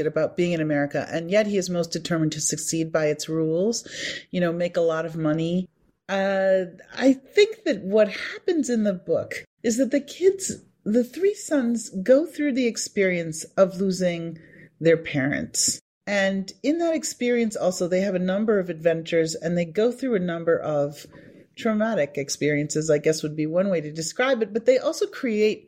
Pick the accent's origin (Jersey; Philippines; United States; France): United States; Appleton, Wisconsin; moved away as an adult; I was born in Appleton, Wisconsin, and I spent the first 18 years of my life in Appleton